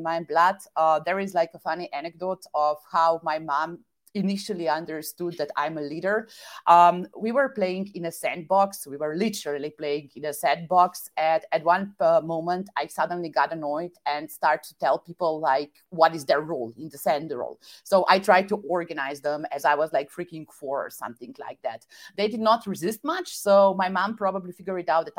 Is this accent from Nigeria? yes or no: no; Slovenia; moved away as an adult; also born or lived in Vienna / Shanghai / Netherlands / Belgium; I attended like all my schools in my native country, Slovenia.